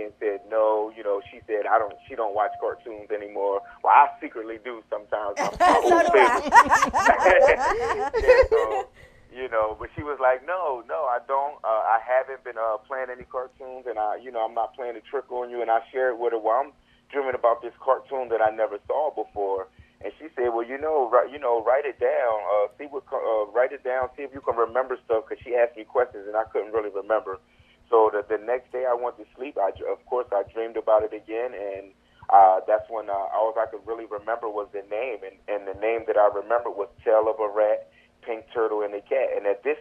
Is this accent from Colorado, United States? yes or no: no; Camden, New Jersey, United States; moved away as an adult; now in Florida, United States; I'm from Camden, New Jersey